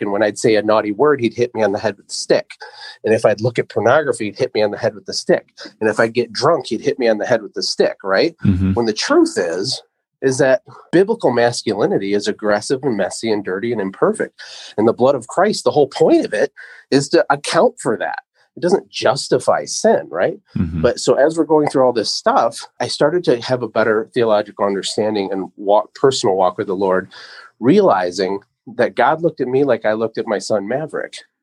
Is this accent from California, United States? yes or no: no; Michigan, United States; also born or lived in Costa Rica; I'm from Michigan, but we're in Costa Rica